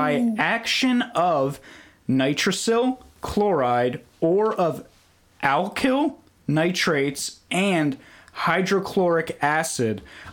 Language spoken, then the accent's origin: English; New Jersey, United States; I'm from North Jersey, man. Heroin's big there.